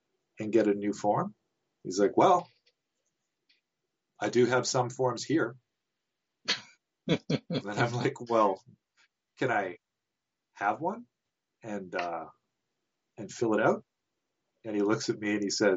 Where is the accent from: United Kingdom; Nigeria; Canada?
Canada; I'm Canadian